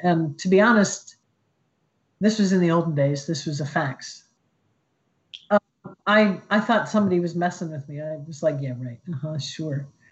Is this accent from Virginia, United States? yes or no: no; Columbus, Ohio, United States; moved away as an adult; I grew up in Columbus, Ohio.